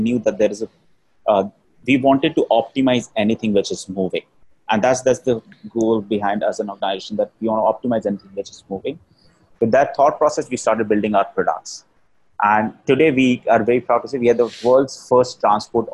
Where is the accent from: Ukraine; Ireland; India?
India; Rajasthan; I'm from Rajasthan, I'm a Marwari